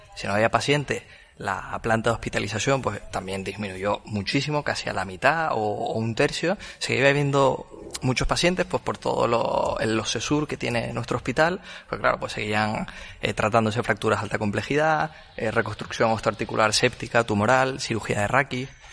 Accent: Tenerife, Canary Islands, Spain; moved away; yo soy de Tenerife, entonces tengo muchos amigos ahí

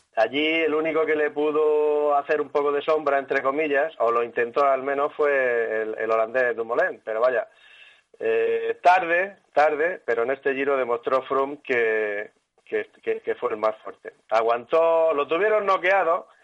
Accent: Spain; como buenos españoles

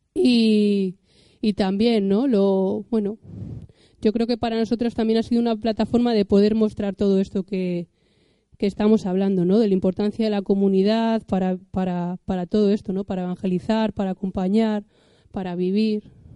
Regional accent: Cantabria, Spain; yo como soy cántabra

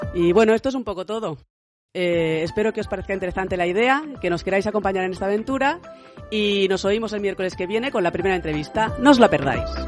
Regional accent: province of Barcelona, Catalonia, Spain; moved away as an adult; also born or lived in Girona; now in Izarra, Spain; yo siempre había vivido en la provincia de Barcelona, excepto los años de la universidad que pasé en Girona.

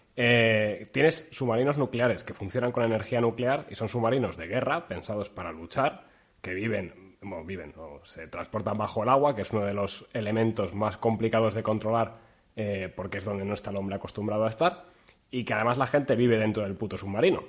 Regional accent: Castile, Spain; yo soy castellano

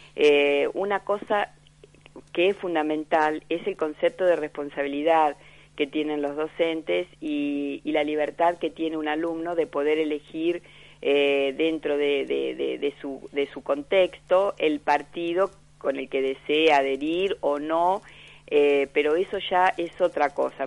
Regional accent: Argentina; como argentinos

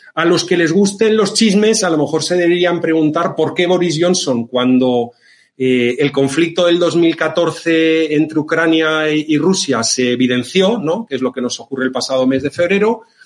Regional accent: Valencian Community, Spain; la bonita comunidad valenciana, mi tierra

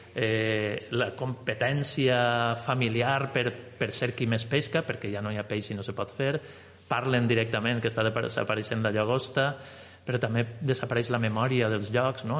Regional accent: Valencian Community, Spain; nosaltres, que som de València, per això que diem valencians

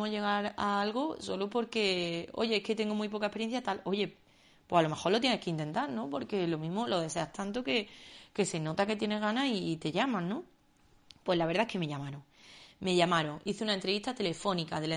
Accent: Córdoba, Andalusia, Spain; yo soy de Córdoba, estudié en Sevilla y yo estoy acostumbrada a que a todos sitios se llegan 10 minutos andando.

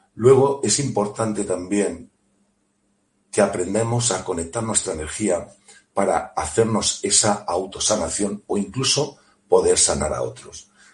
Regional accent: Elche, Valencian Community, Spain; de Elche, muy cerquita de Alicante

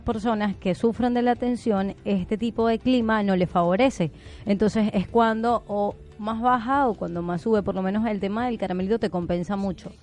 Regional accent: eastern Venezuela, Venezuela; now in Argentina; del oriente de Venezuela, playa

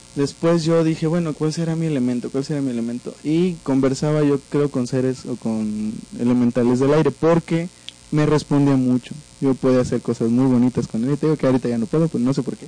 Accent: Veracruz, Mexico; soy veracruzano, así hablamos allá

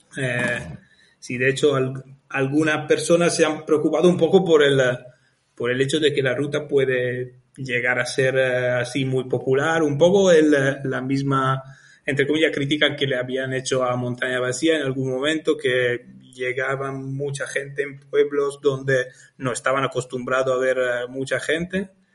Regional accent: Italy; moved away as an adult; now in Lanzarote, Spain; soy italiano, estuve trabajando como ingeniero en Italia

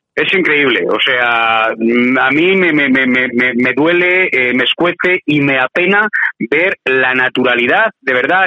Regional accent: Spain; como español

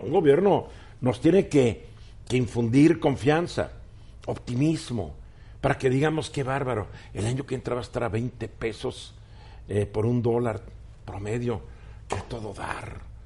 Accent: Mexico

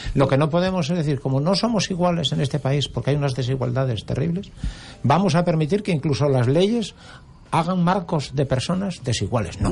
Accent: Asturias, Spain; now in Gran Canaria, Spain; yo soy originario de Asturias

